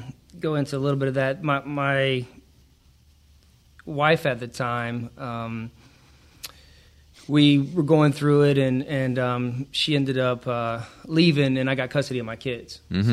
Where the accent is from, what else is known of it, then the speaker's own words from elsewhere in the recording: Georgia, United States; I am from Georgia.